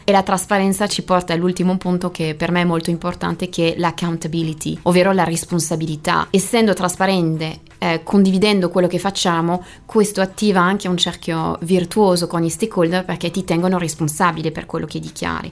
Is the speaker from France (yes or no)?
yes; Brittany, France; Italian is a second language; moved away; io sono francese, più precisamente bretone e la Bretagna è una bellissima regione di mare